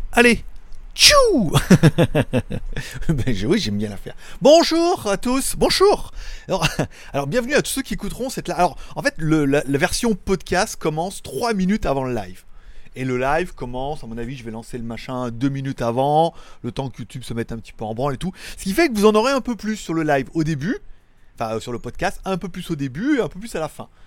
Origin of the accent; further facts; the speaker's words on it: France; je suis français, j'ai vécu toute ma vie en France